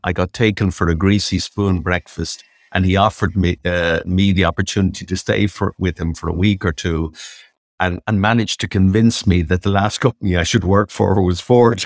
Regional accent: Dublin, Leinster, Ireland; I grew up in Dundrum in County Dublin.

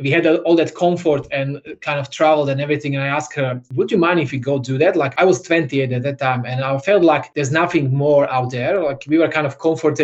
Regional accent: Slovakia; moved away as an adult; now in Australia; I opened the same concept in Slovakia. So we had a little studio in my hometown

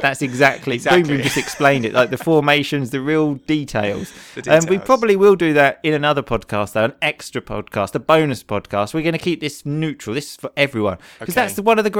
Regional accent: England, United Kingdom; Especially stuff related to England, because obviously we are both English.

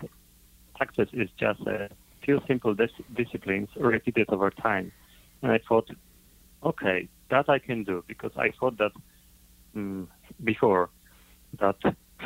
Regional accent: Poland; I'm coming from Poland, Europe

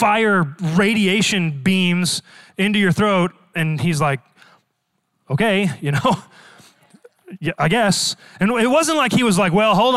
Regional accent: Dallas, Texas, United States; Born and raised in Dallas, Texas

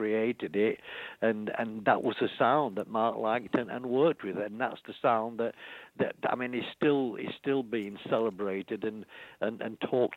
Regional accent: Yorkshire and the Humber, United Kingdom; moved away; I came from Yorkshire, just a Yorkshire lad

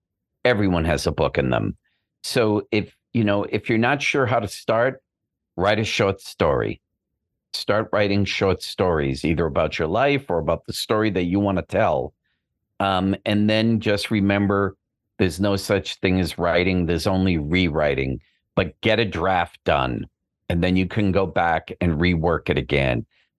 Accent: Boston, Massachusetts, United States; I'm from Boston. So, you know, we had clam bakes

